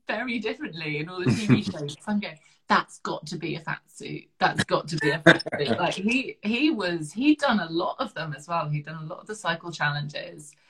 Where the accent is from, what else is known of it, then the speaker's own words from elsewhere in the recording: southern England, United Kingdom; accent: very southern; my accent's very southern, although some of the up north side of the family say my accent's very Downton